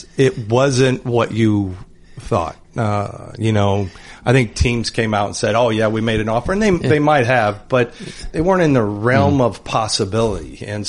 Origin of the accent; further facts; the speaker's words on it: Indiana, United States; I'm from Indiana and I'm walking around town.